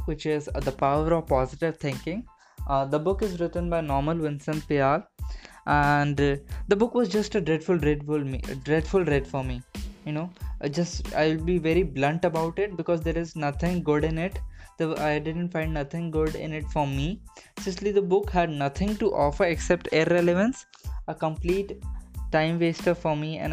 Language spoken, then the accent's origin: English; Delhi, India; I am from Delhi